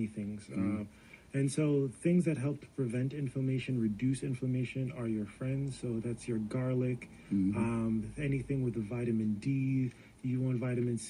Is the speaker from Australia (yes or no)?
no; Jamaica; as a Jamaican